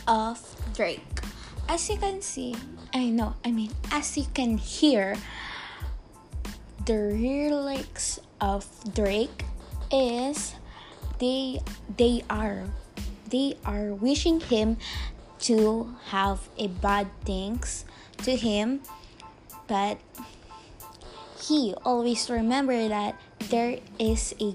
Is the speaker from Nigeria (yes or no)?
no; Philippines; English is a second language; I'm from Philippines, so yeah. I'm not that good in English